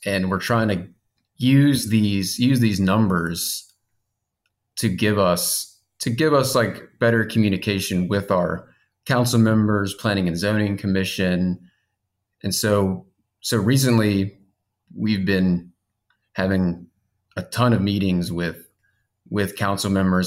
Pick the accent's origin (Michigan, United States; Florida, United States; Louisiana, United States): Louisiana, United States; Baton Rouge; now in Zachary, United States; I am also from Baton Rouge